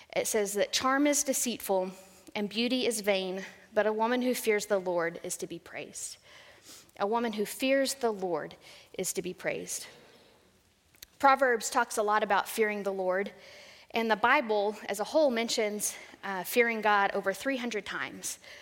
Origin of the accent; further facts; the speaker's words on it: San Saba, Texas, United States; I grew up in central Texas in a little town called San Saba